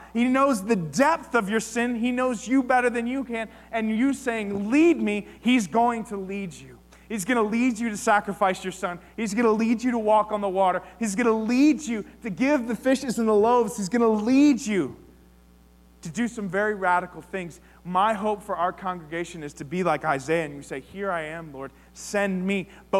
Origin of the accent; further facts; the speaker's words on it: United States; as believers, as American Christians